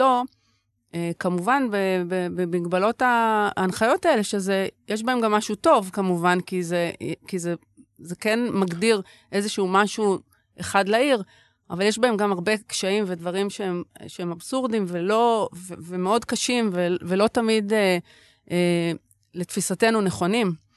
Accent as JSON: {"language": "Hebrew", "town": "Tel Aviv", "region": "Tel Aviv District", "country": "Israel", "tie": "born or raised there", "said": "ששתינו נולדנו וגדלנו בעיר"}